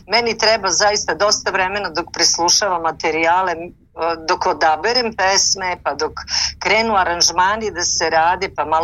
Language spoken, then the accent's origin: Croatian; Niš, Nišava District, Serbia; u Nišu, to ću vam Divno. otkriti, u mom rodnom gradu.